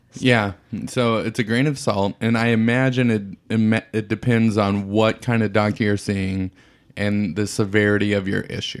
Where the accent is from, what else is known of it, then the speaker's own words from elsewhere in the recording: United States; as an American